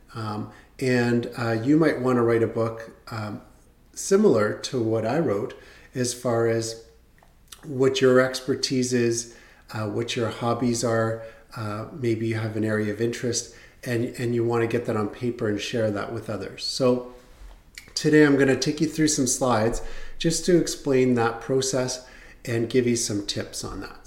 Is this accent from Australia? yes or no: no; Canada; As a Canadian, you had to register with the US government